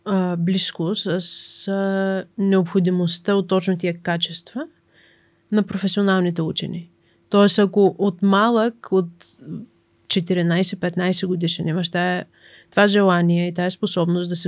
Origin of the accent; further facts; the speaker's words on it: Bulgaria; Ам, също така, понеже сме от България, като излизаме да учим извън България, а, много от нас имат нужда от стипендии.